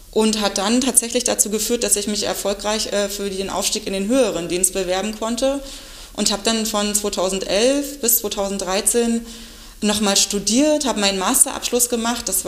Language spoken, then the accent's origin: German; Eberswalde, Brandenburg, Germany; Als äh, gebürtige Eberswallerin hat mich der Weg ganz nah in die ähm, Landespolizeischule damals verschlagen.